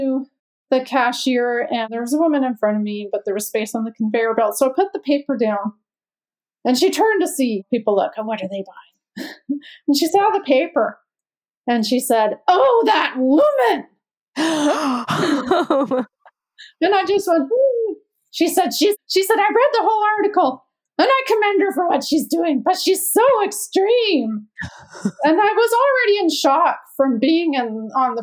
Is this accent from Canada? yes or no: yes; Canada; moved away as an adult; now in United States; I'm from Canada. We moved to the States in 98